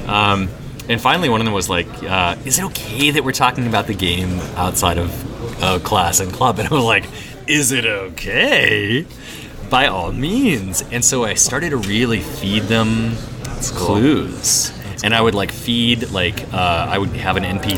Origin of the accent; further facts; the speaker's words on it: Wisconsin, United States; now in Seattle, United States; when I was a little boy growing up in Wisconsin